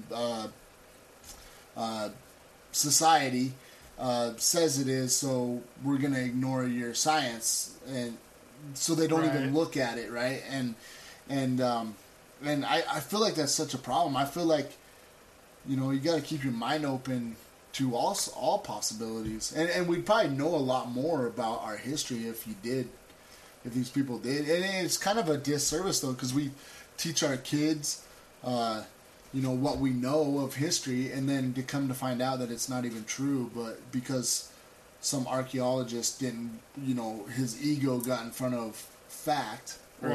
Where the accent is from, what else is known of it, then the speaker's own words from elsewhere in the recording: United States; we all believe it as Americans